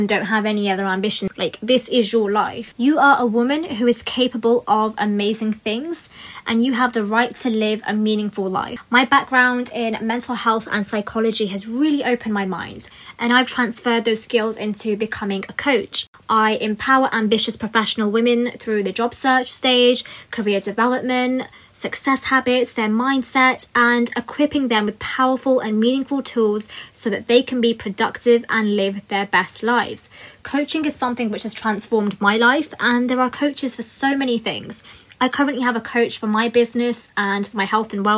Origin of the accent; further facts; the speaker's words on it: United Kingdom; a British Asian woman myself